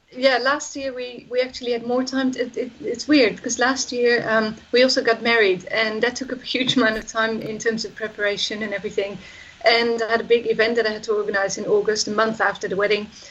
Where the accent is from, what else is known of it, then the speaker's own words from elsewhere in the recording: Netherlands; I'm from the Netherlands